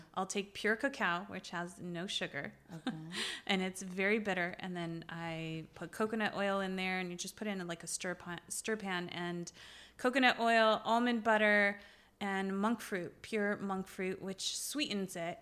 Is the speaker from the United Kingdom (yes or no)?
no; Beirut, Beirut Governorate, Lebanon; now in United States; I was born in Beirut. Um, I am Lebanese Armenian